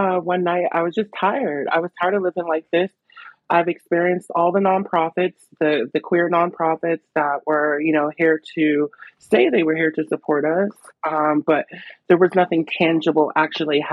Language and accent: English; Pittsburgh, Pennsylvania, United States; So I'm a Pittsburgh native. I was born in Homewood. I grew up in Homewood.